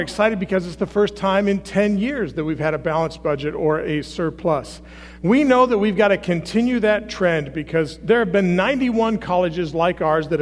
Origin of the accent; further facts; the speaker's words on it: Garrett, Indiana, United States; I grew up in Garrett, Indiana